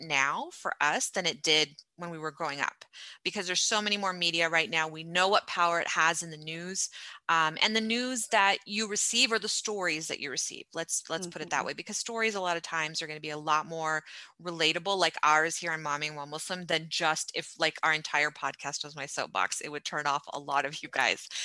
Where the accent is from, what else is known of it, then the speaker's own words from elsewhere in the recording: United States; when we were growing up in America